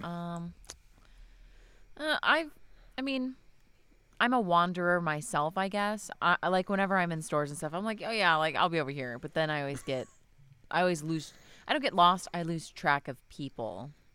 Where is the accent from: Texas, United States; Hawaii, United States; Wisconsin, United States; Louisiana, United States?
Wisconsin, United States; I'm from Wisconsin